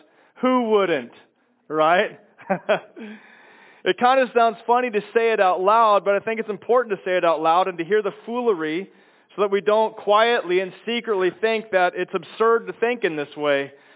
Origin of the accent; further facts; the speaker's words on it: Chicago, Illinois, United States; moved away; I'm from Chicago